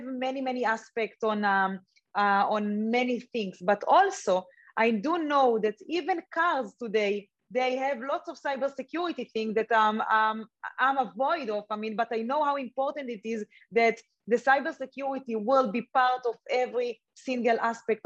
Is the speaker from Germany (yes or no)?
no; Israel; I grew up in Israel